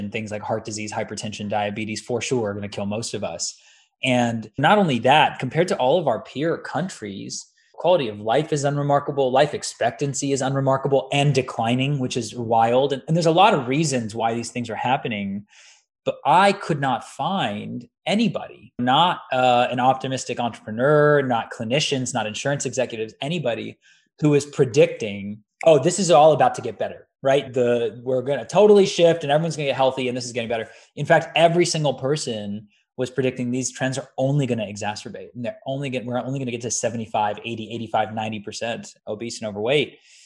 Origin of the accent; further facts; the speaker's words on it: the Bay Area, California, United States; I was born and raised in the Bay